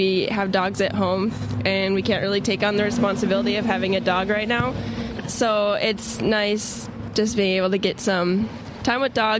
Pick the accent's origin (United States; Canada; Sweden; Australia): United States; Harvey, North Dakota; I'm from Harvey, which is just the middle of the state, small town.